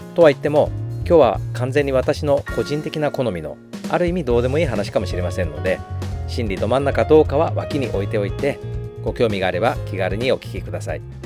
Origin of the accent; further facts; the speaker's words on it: Takasaki, Gunma, Japan; also born or lived in Chiba; 私は出身が生まれは千葉なんだけど育ちが群馬ってね小学校の1年生終わってすぐ親の転勤で群馬の高崎に越してで小学2年から高3までずっと高崎いたのでもうどっちかっていうとふるさとは高崎みたいな群馬県なんだよね